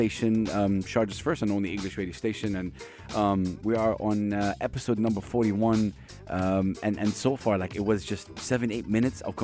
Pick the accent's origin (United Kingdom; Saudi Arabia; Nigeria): Saudi Arabia; I come from Saudi Arabia